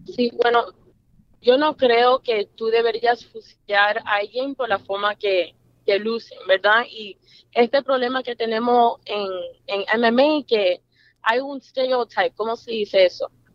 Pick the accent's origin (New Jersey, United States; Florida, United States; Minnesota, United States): Florida, United States; Miami; yo nací en Miami